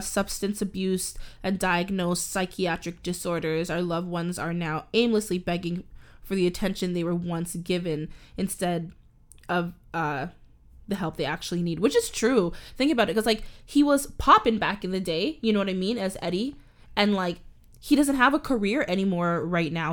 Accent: Canada; accent: Canadian; I'm a Canadian, I live in Canada

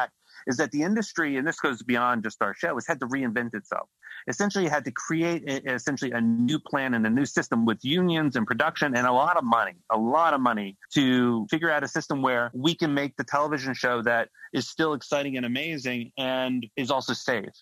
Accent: Florida, United States; I grew up in Florida

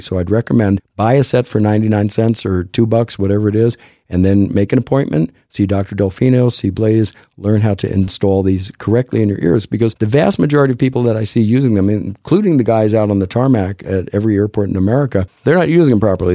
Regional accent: Texas, United States; I'm a Texan

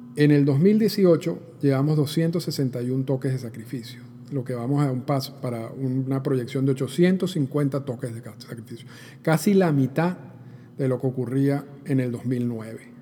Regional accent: Venezuela; yo soy venezolano

